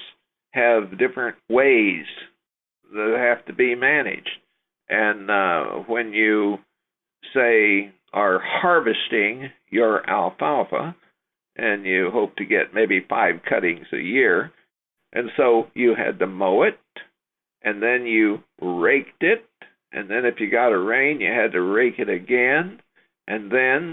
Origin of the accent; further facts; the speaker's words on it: Topeka, Kansas, United States; I grew up in the Kansas River Valley near Topeka